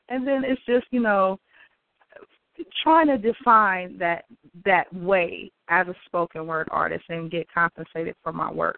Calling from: Oakland, California, United States; I'm calling from Oakland.

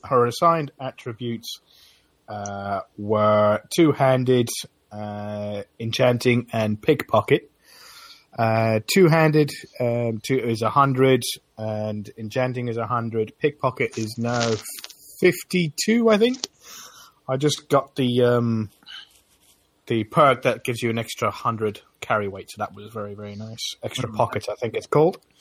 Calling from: Essex, East of England, United Kingdom; I'm calling in from Essex in England.

